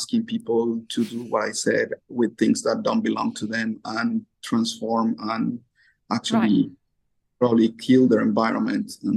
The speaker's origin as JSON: {"language": "English", "country": "Colombia", "moved": "yes", "lives_now": "Japan", "said": "I'm from Colombia"}